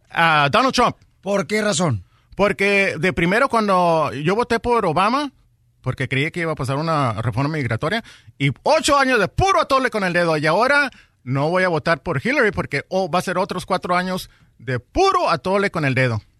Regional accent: Tijuana, Baja California, Mexico

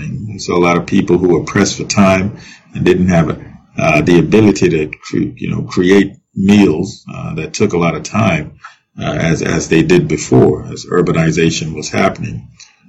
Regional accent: Nigeria; I grew up in Nigeria, and I grew up eating noodles

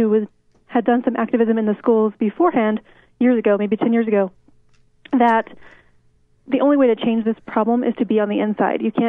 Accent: Albuquerque, New Mexico, United States; I'm from Albuquerque, New Mexico

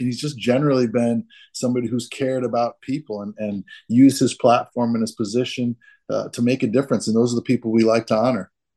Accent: Boston, Massachusetts, United States; in Boston, I was born under a piano

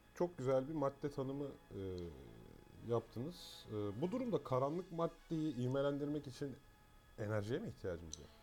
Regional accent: Eskişehir, Turkey; now in Istanbul, Turkey; ben de Eskişehirliyim

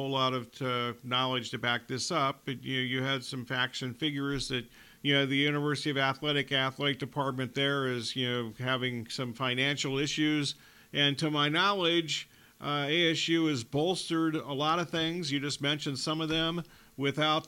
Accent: Tucson, Arizona, United States; when I was growing up in Tucson as a high school kid

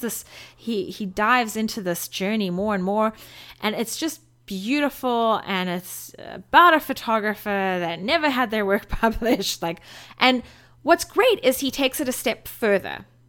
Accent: South Africa; moved away as an adult; now in United States; as a South African, who's coming to live in America, who's been here for 11 years, which is only a third of my life

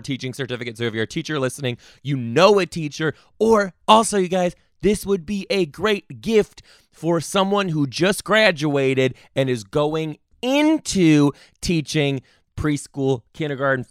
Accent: Midwest, United States; I'm from the Midwest

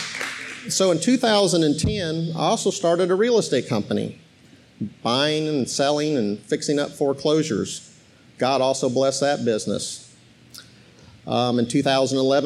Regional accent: Arizona, United States; moved away as an adult; also born or lived in Iowa / South Bend, Indiana; now in Georgia, United States; I was born in Iowa, and I moved to South Bend, Indiana. That's why we're Notre Dame fans. And I grew up in Arizona

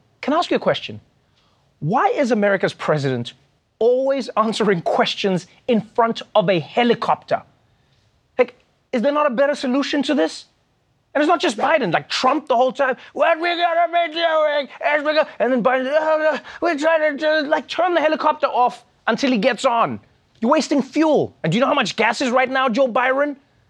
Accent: South Africa; now in New York, United States; which is a thing I didn't know when I came from South Africa. In South Africa, we're ready for anything all the time.

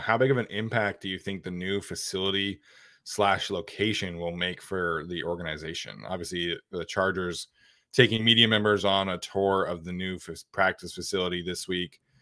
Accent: Utah, United States; growing up in Utah, like, the Broncos are the local team there

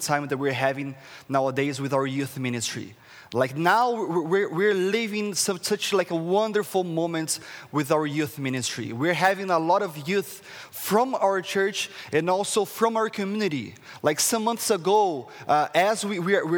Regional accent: Brazil; English is a second language; moved away as an adult; now in Canada; as you can see, like, from my accents, where is this guy from? I'm from Brazil, the tropical country of Brazil

